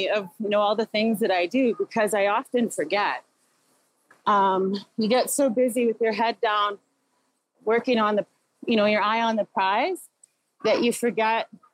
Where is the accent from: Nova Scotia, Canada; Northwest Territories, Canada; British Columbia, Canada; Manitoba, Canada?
Northwest Territories, Canada; Inuvik; also born or lived in Iqaluit, Nunavut; I come from the community of Inuvik. I was raised in Iqaluit and Inuvik in the Beaufort Delta